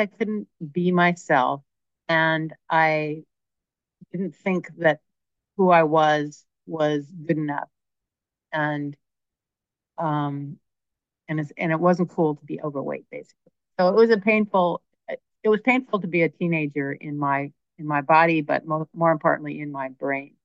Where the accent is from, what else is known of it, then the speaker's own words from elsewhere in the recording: Berkeley, California, United States; I grew up in Berkeley